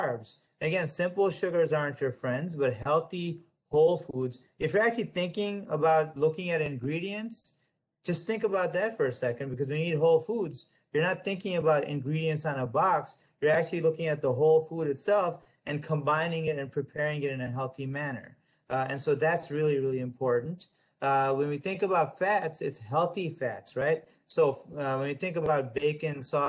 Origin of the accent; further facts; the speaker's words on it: United States; I'm an American, I'm a proud American